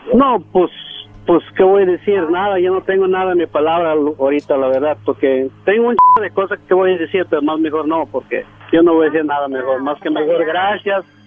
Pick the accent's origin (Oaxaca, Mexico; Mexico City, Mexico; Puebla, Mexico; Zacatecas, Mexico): Oaxaca, Mexico; now in California, United States; yo soy de Oaxaca, pero soy de aquí, California